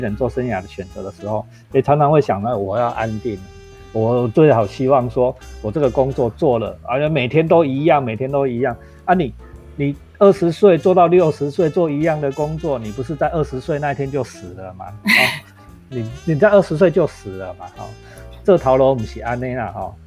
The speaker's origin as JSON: {"language": "Chinese", "country": "Taiwan", "said": "因为我们全台湾只有阿里山有吉野樱"}